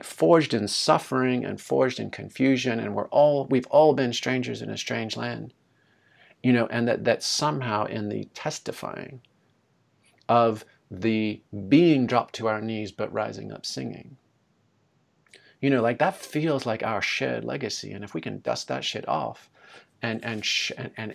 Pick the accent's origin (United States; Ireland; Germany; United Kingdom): United Kingdom; moved away; an uptight British kid